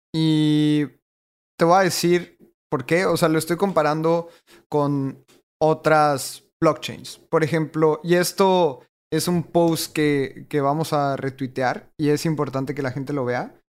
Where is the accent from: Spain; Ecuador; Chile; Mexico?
Mexico; le voy a delegar mi voto como mexicano